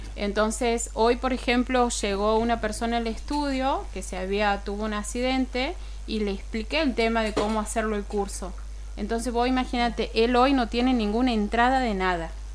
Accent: Beltrán, Santiago del Estero, Argentina; also born or lived in Forres; vengo del interior, no es tan lejos. Vengo de Beltrán y Forres.

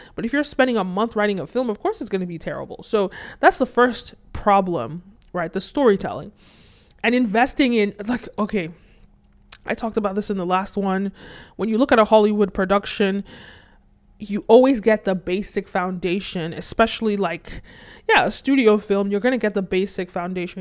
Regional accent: Nigeria; I'm originally from Nigeria

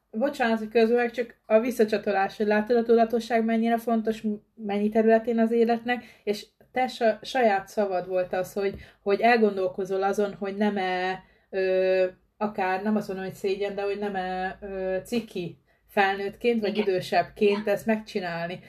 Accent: Pest, Hungary; Én is vidéki vagyok, Pest megyei vagyok ugyan, de, de egy kisebb községben lakok

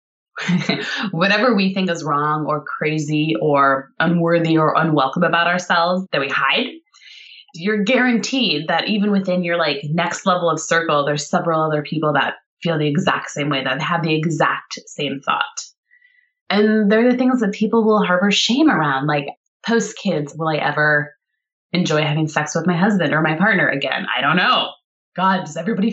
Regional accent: Montana, United States; moved away; I'm from Montana where I grew up.

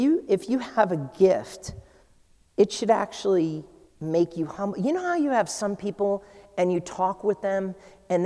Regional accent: New England, United States; I'm from New England

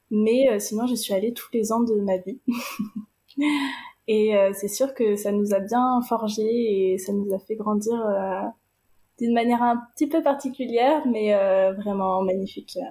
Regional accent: France; Quand on est un petit Français qu'on arrive en Inde

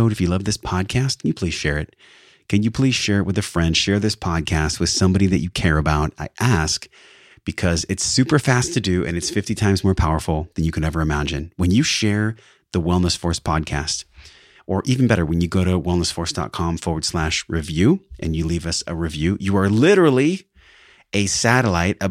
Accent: San Diego, California, United States; a Bachelor of Science from SDSU, my hometown

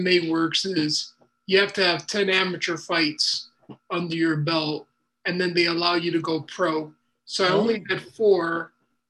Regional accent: Chicago, Illinois, United States; also born or lived in Dominican Republic; I was born in Chicago.

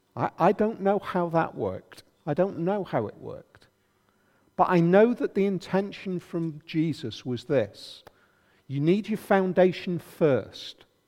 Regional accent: United Kingdom; pretty much have it still in our culture, being very British

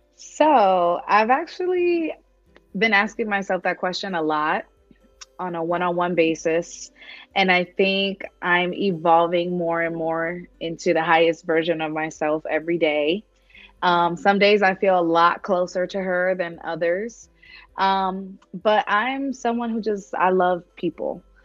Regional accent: New York, United States; moved away as an adult; now in Las Vegas, United States; I'm from New York

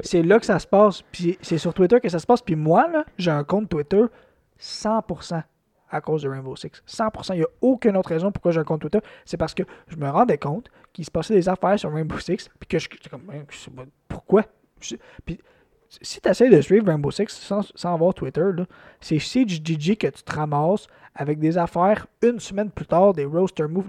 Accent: Quebec, Canada; Moi, en tant que Québécois

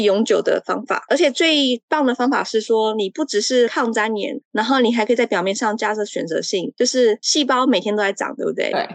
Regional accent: Taiwan; moved away as an adult; now in Czech Republic; 我从台湾来

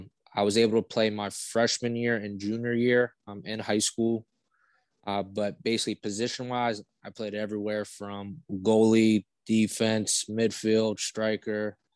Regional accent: Brownsville, Pennsylvania, United States; Yeah, so for those that don't know where Brownsville is, we are located about, I would say, honestly, like 10 minutes from Cal-U

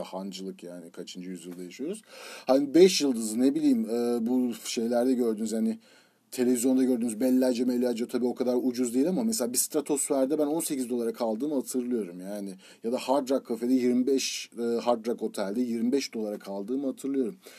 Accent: Turkey; moved away as an adult; also born or lived in San Diego, United States / New York, United States; now in United States; İki yıl Amerika'da kalıp İngilizcemi geliştirip sonra Türkiye'ye dönmek

